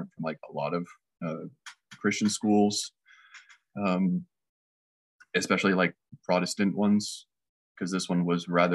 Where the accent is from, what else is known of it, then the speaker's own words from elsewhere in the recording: north of Seattle, Washington, United States; now in Kansas City, United States; I grew up in Washington State, north of Seattle a little bit